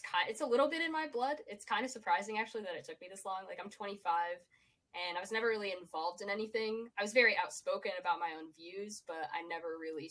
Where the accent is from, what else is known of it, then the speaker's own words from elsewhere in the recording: Scranton, Pennsylvania, United States; I'm from Scranton, Pennsylvania